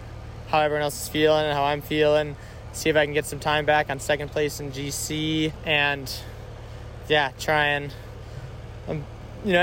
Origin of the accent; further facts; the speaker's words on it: Madison, Wisconsin, United States; now in Missoula, United States; I'm from Madison, Wisconsin, and I live in Missoula, Montana